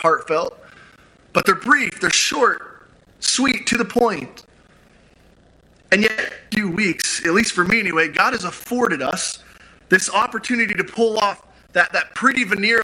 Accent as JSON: {"language": "English", "town": "Grand Junction", "region": "Colorado", "country": "United States", "tie": "born or raised there", "said": "my hometown of Grand Junction"}